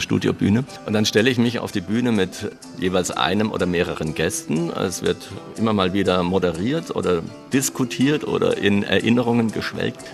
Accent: East Germany, Germany; Ich bin Ossi

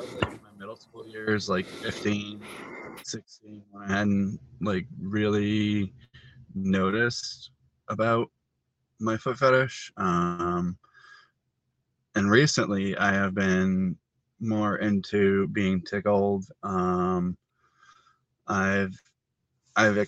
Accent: Massachusetts, United States; I'm from Massachusetts.

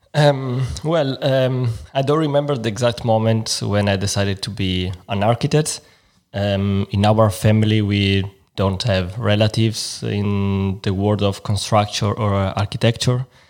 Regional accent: Milan, Lombardy, Italy; English is a second language; moved away as an adult; now in Frankfurt, Germany; I'm from Milan

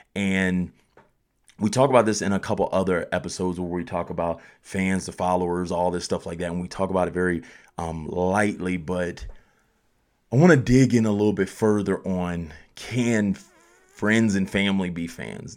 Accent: Colorado Springs, Colorado, United States; I'm from Colorado Springs

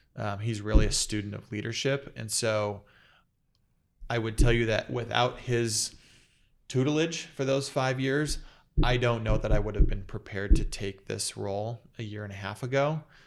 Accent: Phoenix, Arizona, United States; also born or lived in San Diego; I grew up here in Phoenix. grew up in Moon Valley in North Phoenix

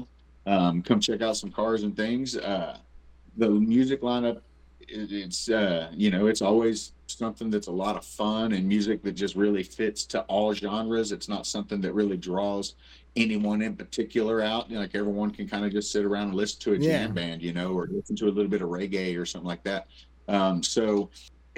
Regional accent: Oklahoma, United States; I was born in Oklahoma. I was raised in Oklahoma. I love Oklahoma. I don't plan on moving out of Oklahoma

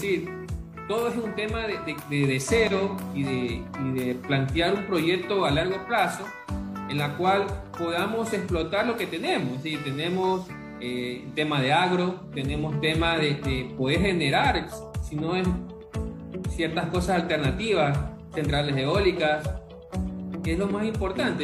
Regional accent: Ecuador; como ecuatoriano

